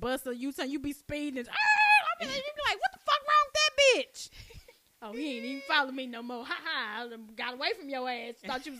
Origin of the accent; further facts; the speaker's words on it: Dallas, Texas, United States; when you growing up in Oak Cliff